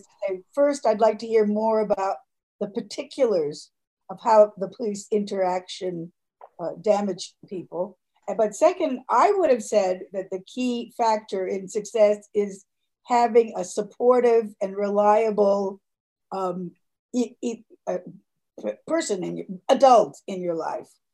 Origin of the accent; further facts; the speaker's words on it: New York, United States; I'm a New Yorker born and bred